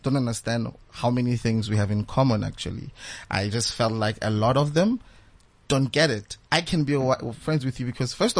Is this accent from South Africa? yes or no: yes; Bloemfontein, Free State, South Africa; Because I'm from the Free State. So Bloemfontein to be specific